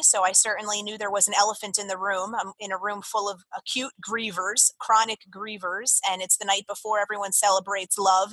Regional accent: Jersey Shore, New Jersey, United States; born or raised there; moved away as an adult; also born or lived in Florida

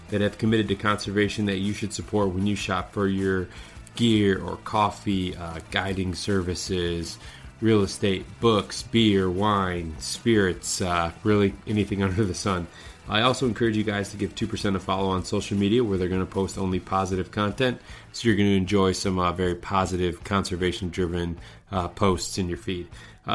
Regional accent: Midwest, United States; maybe that's just because I'm from the Midwest and, you know, I hardly have ski hills here

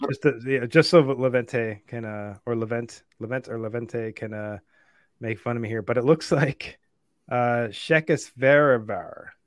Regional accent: Buffalo, New York, United States; my hometown, Buffalo, New York

